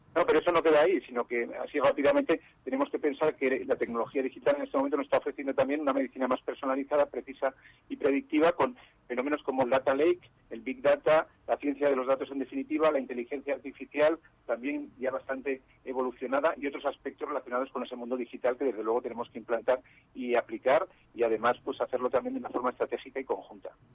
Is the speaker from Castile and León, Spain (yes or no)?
no; Zaragoza, Aragon, Spain; se ha celebrado en mi tierra, ¿no? En Zaragoza